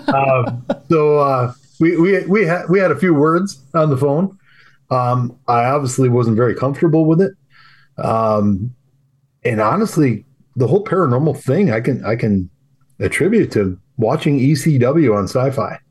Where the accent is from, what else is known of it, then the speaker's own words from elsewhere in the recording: Wisconsin, United States; I'm from Wisconsin